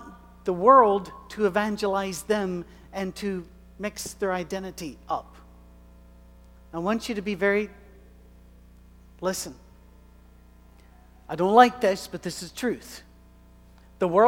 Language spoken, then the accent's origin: English; Scotland, United Kingdom; I am a male. I am white. I am Scottish. I am old.